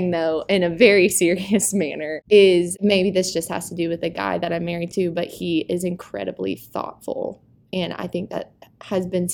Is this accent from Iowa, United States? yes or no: no; Buford, Georgia, United States; moved away as an adult; now in Watkinsville, United States; I'm from Buford, Georgia. Daniel Neesmith, our youth pastor, would call that Atlanta. It's not. It's a suburb of Atlanta. And I grew up there